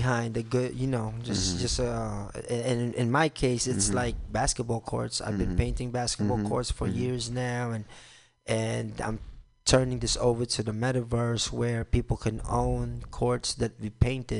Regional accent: New York City, New York, United States; moved away as an adult; also born or lived in Brooklyn; now in Philippines; I grew up in New York City

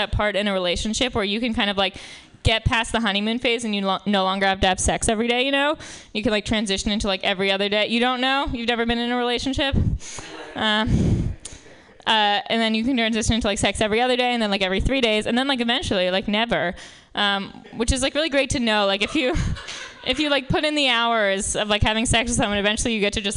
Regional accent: New York, United States; I grew up in Manhattan

